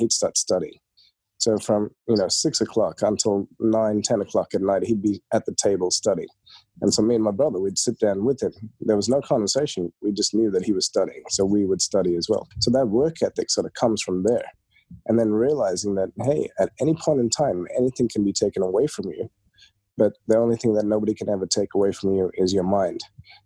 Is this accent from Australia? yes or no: yes; Australia; also born or lived in India; when we were growing up, so we moved to Australia in 1991